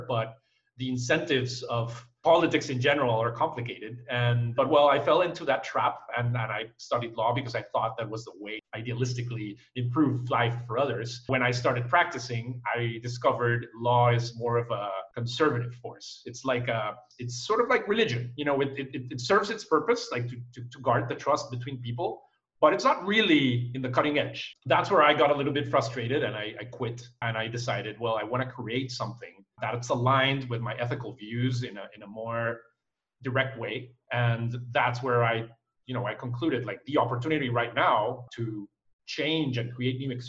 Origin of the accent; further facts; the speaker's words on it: Panama; also born or lived in Costa Rica; I was born in Costa Rica, and I moved when I was a kid to Panama.